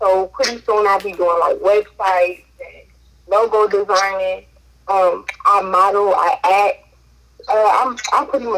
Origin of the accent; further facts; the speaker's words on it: Indianapolis, Indiana, United States; I'm from Indianapolis, Indiana.